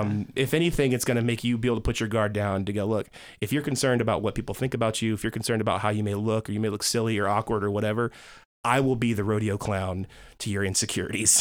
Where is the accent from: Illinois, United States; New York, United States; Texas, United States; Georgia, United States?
Georgia, United States; DeKalb County; I grew up in Georgia, uh, DeKalb County.